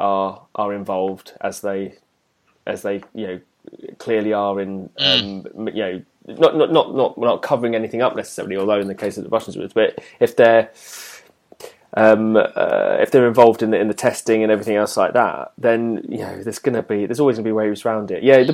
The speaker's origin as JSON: {"language": "English", "country": "United Kingdom", "said": "we were pleased as British people"}